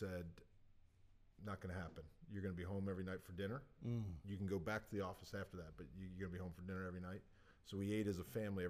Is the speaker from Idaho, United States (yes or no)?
no; Berkeley Heights, New Jersey, United States; From Berkeley Heights, New Jersey.